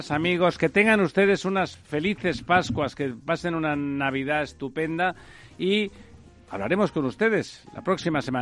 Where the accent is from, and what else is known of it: Spain